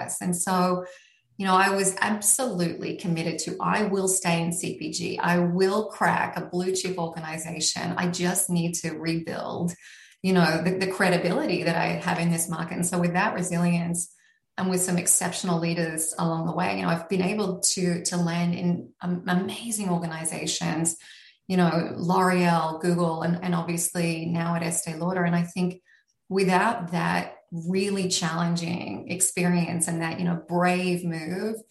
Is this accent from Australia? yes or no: yes; Australia; moved away as an adult; now in New York, United States; I am originally Australian. I am still Australian.